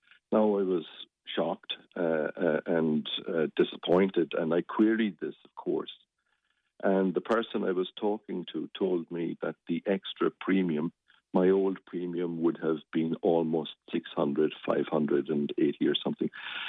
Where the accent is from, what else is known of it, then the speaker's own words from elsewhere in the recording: Limerick, Munster, Ireland; And I come from Thomangate originally. And I'm quite proud of that.